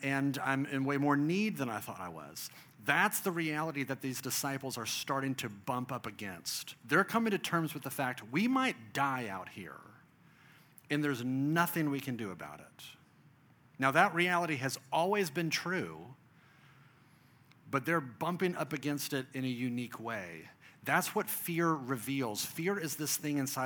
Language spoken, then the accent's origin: English; Dallas, Texas, United States; I grew up in Texas, I grew up in Dallas